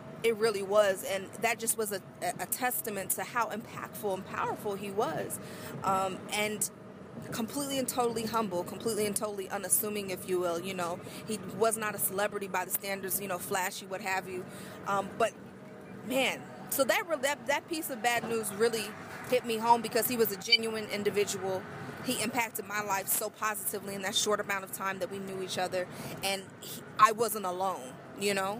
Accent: Arizona, United States; moved away; back home in Arizona

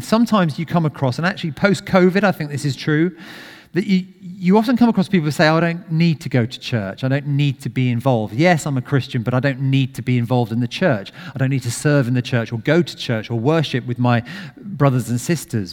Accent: United Kingdom; we're very British

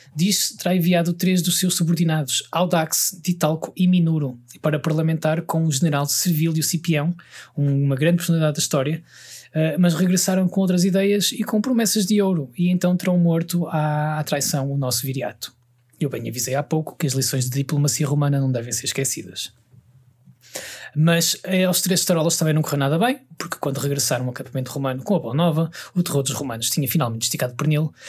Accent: Portugal; o sítio onde nasci, que é este retângulo à beira-mar plantado que chamamos de Portugal

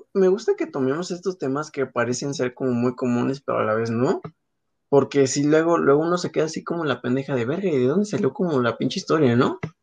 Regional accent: northern Mexico, Mexico; como buen mexicano, como buenos mexicanos

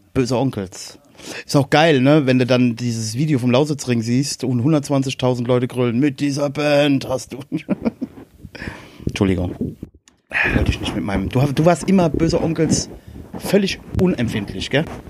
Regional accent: Westerwald, Rhineland-Palatinate, Germany; also born or lived in Erkelenz (family); bei uns im Westerwald

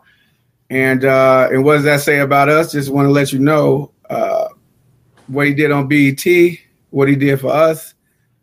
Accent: Chicago, Illinois, United States; I'm from Chicago.

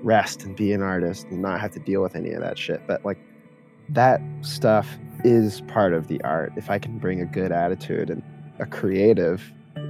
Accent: Jacksonville, Florida, United States; moved away as an adult; also born or lived in New York City; now in Seattle, United States; I moved to Florida when I was 5. So I'm from New York, though I try to distance myself from being a New York City boy of any kind, but I grew up by the beach in Florida

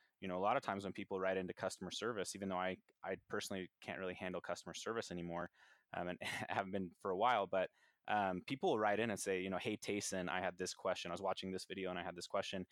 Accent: United States; born in the United States

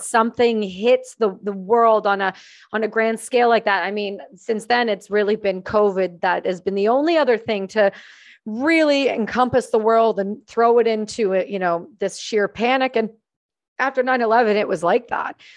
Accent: small town near Trenton, Ontario, Canada; I grew up in a really small town about thirty-five minutes from the main air base in Canada, in Trenton, Ontario

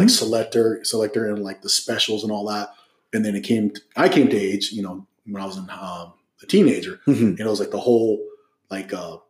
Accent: Hacienda Heights, California, United States; I grew up in San Gabriel Valley. Uh-huh. In Hacienda Heights, La Puente area.

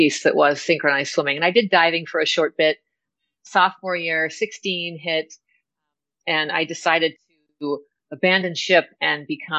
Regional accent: Southern California, United States; I grew up in Southern California

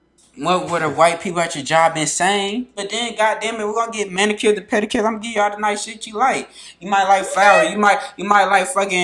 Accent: Florida, United States; now in Minnesota, United States; I'm a Florida guy

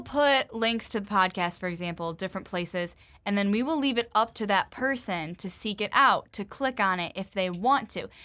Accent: Grand Rapids, Michigan, United States; I'm from the Grand Rapids area

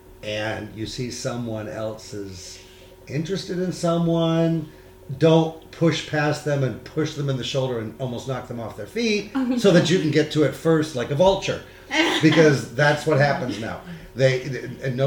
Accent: San Diego, California, United States; I'm from San Diego

